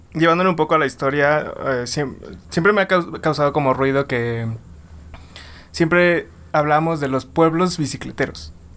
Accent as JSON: {"language": "Spanish", "town": "Villahermosa", "region": "Tabasco", "country": "Mexico", "said": "Yo soy de, de Villahermosa y en Villahermosa es súper caótico"}